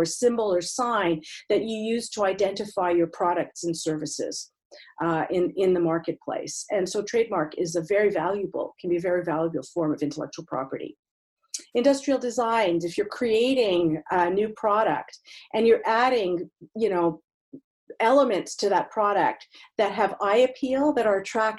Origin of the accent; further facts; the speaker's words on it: Montreal, Quebec, Canada; moved away; I'm originally from Montreal